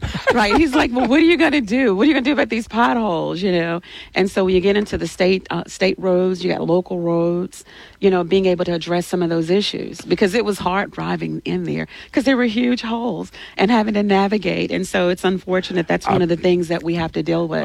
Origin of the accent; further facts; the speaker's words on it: Alexandria, Louisiana, United States; now in Baton Rouge, United States; I'm from Louisiana, born and raised in Louisiana. I'm from Alexandria. I graduated from Alexandria Senior High.